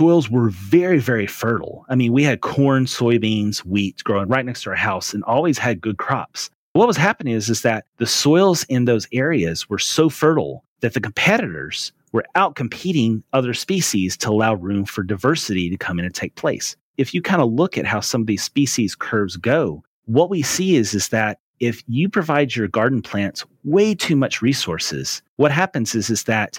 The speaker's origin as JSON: {"language": "English", "region": "Western Tennessee", "country": "United States", "tie": "born or raised there", "also_born_or_lived": "Raleigh, North Carolina", "moved": "as an adult", "lives_now": "East Texas, United States", "said": "I was born and raised in Western Tennessee"}